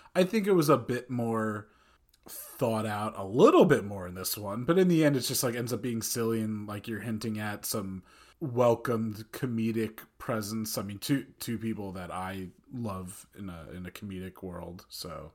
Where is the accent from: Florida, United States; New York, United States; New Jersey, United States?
New Jersey, United States; Old Tappan; from Northern Valley Regional High School at Old Japan, class of oh five